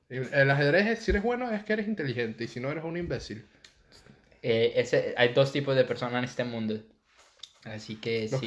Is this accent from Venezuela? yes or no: yes; Venezuela; now in Panama; cuando yo me mudé de Venezuela a Panamá, yo me hice, tipo, de mis mejores panas que hice en Panamá